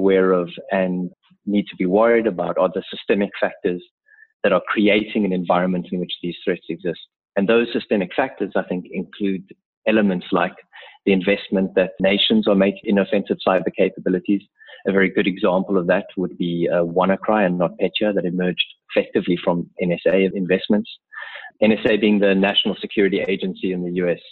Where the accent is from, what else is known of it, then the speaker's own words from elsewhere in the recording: South Africa; also born or lived in Cape Town; I'm a South African based out of our offices in Cape Town